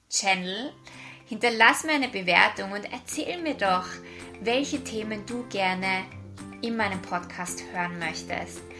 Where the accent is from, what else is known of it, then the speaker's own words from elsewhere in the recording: Vienna, Austria; now in Australia; Wie du vielleicht an meiner Aussprache hören kannst, ich bin aus Österreich, ursprünglich aus Wien und lebe seit fünf Jahren in Australien.